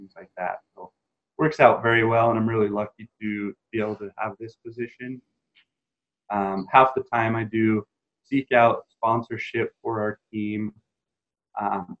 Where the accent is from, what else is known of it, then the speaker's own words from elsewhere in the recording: southeast Idaho, United States; growing up in Idaho, we get snow in the winter